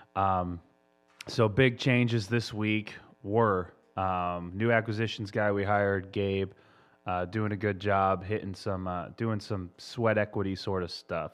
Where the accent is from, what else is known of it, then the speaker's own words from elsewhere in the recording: Massachusetts, United States; moved away; my home state of Massachusetts